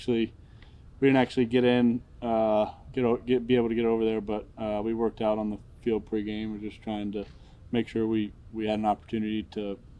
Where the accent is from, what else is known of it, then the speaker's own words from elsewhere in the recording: Charlotte, North Carolina, United States; You know, I grew up a Panthers fan growing up in Charlotte, watching those teams when I was a kid.